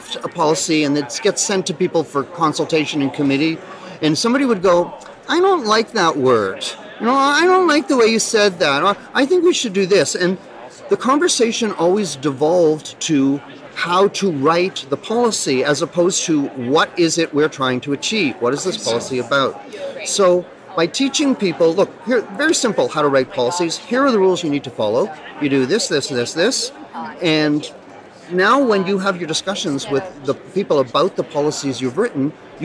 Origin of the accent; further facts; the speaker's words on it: Ottawa, Ontario, Canada; I am Canadian. Yeah, I'm from Ottawa.